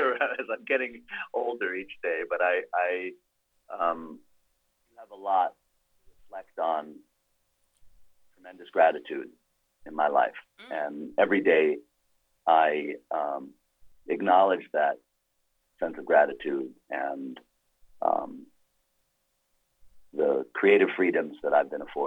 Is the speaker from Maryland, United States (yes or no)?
no; New York, United States; I grew up in New York